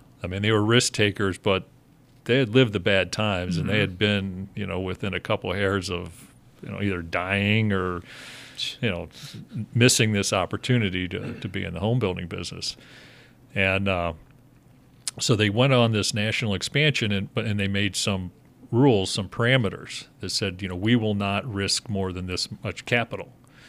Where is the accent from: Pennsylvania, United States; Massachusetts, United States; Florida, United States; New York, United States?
Pennsylvania, United States; Pittsburgh; born there; now in Chicago, United States; So, you know, back on the story, so my how I ended up in Chicago from Pittsburgh, I was born in Pittsburgh